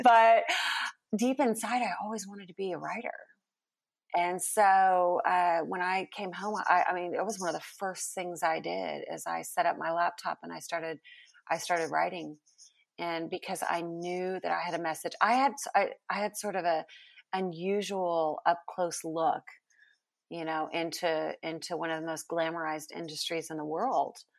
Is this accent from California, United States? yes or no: yes; California, United States; moved away as an adult; now in Texas, United States; I was born in California.